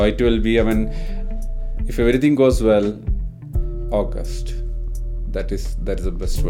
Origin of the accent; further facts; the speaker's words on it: India; we are from India.